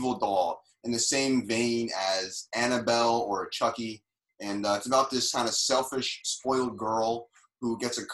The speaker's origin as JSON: {"language": "English", "town": "Paterson", "region": "New Jersey", "country": "United States", "also_born_or_lived": "New York City / California", "moved": "as an adult", "lives_now": "Japan", "said": "I'm from New Jersey. I'm from Paterson, New Jersey"}